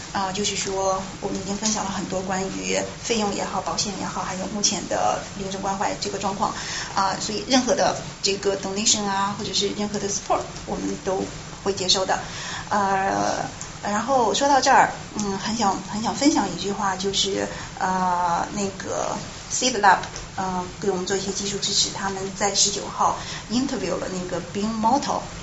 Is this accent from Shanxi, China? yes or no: yes; Shouyang, Shanxi, China; moved away as an adult; now in United States; 我的老家，收养，献